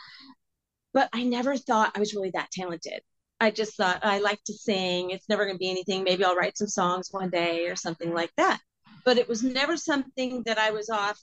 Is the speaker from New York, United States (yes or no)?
no; just outside of Seattle, Washington, United States; moved away as an adult; now in Nashville, United States; I grew up just outside of Seattle